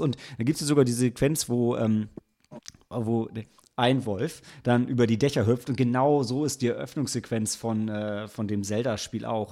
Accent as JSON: {"language": "German", "town": "Lilienthal", "region": "Lower Saxony", "country": "Germany", "tie": "born or raised there", "said": "auf so einem Feldweg in Lilienthal, wo ich aufgewachsen bin"}